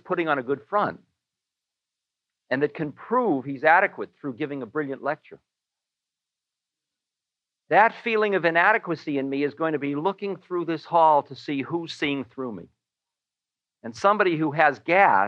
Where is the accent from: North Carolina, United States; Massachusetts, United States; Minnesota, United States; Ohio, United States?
Massachusetts, United States; Newton; I am a boy from Newton